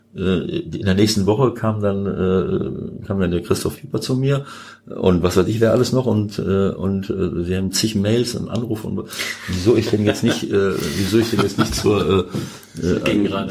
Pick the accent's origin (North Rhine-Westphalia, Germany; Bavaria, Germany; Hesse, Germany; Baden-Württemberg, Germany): North Rhine-Westphalia, Germany; Bielefeld; moved away; also born or lived in Mönchengladbach / Piraeus/Athens (Panionios); Bielefeld natürlich auch noch ein bisschen, weil es meine Heimat ist